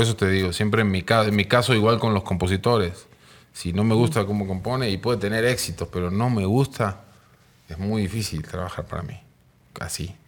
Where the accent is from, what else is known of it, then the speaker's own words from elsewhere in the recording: Mar del Plata, Buenos Aires Province, Argentina; moved away as an adult; also born or lived in Mexico City, Mexico; now in Mexico; Yo soy de Mar del Plata, una ciudad este, de Argentina, ciudad con playa, ciudad turística de allá. Y nada, de ahí vengo. Pero ya tengo 26 años acá en México.